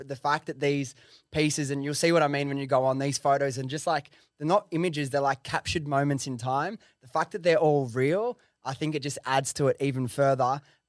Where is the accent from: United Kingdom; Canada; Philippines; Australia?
Australia; And like I remember, and it was obviously as an Australian to go there, your dollar goes so far.